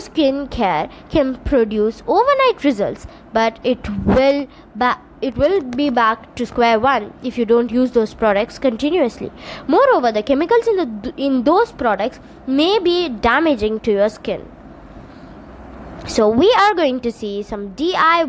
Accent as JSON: {"language": "English", "country": "India", "also_born_or_lived": "Tamil Nadu", "said": "I'm from India"}